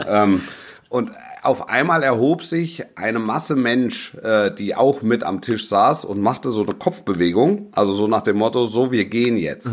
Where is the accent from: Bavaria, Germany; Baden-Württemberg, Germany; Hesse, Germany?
Baden-Württemberg, Germany; Stuttgart area; ich bin im Großraum, ich bin im Großraum Stuttgart groß geworden